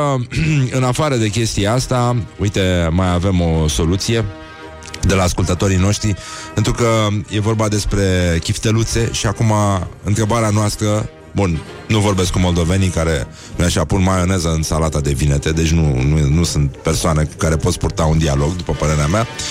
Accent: Brăila, Brăila County, Romania; Nu am cum să fiu moldovean, sunt din Brăila

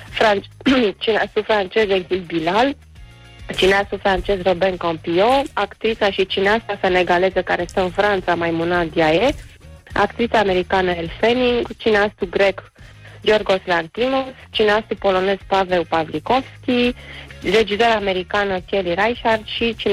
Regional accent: Brăila, Brăila County, Romania; sunt din Brăila ca să dau spumant de dimineață, îmi pare rău.

